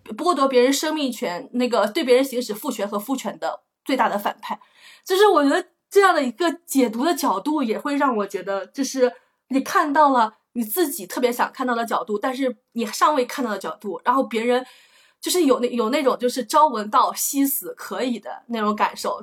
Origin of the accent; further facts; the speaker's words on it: a village in northern Anhui, China; accent: northern Anhui (Wanbei) home dialect; moved away as an adult; also born or lived in Beijing; 我都根本都没，没怎么出过我们家那个村儿